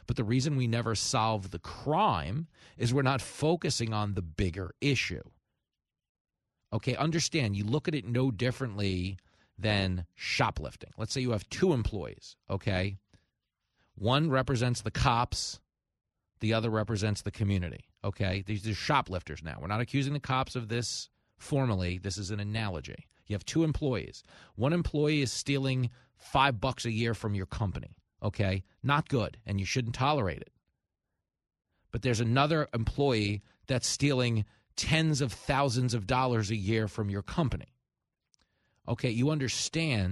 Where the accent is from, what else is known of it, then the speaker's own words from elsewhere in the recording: New York, United States; I grew up in New York.